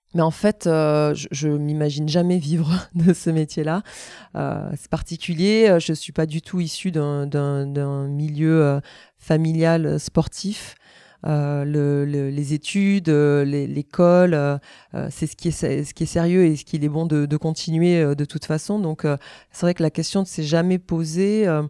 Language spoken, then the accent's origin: French; Auch, Occitania, France; also born or lived in Toulouse; je suis né à Toulouse, mais euh, c'est vrai que j'ai grandi dans le Gers